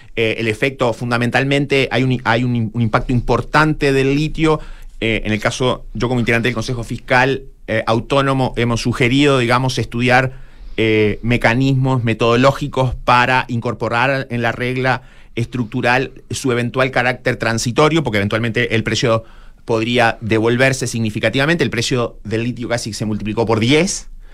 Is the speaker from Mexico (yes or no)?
no; Chile